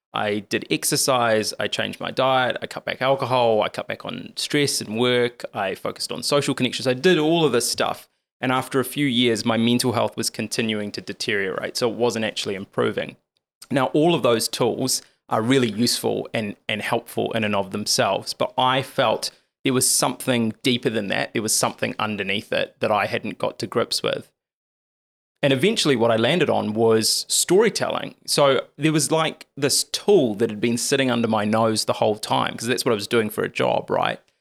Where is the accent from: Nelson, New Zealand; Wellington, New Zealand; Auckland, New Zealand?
Wellington, New Zealand; Lower Hutt; I was born and raised in Lower Hutt